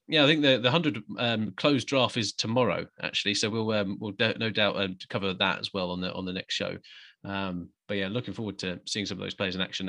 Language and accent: English; England, United Kingdom; as an Englishman